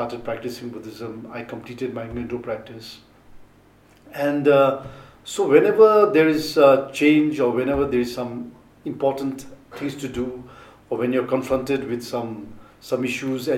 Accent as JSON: {"language": "English", "region": "Thimphu", "country": "Bhutan", "tie": "born or raised there", "said": "I was born in Mutidang"}